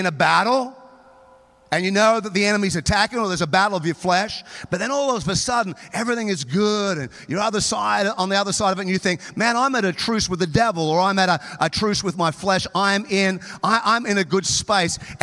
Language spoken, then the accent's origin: English; Townsville, Queensland, Australia; now in United States; I grew up in Townsville, North Queensland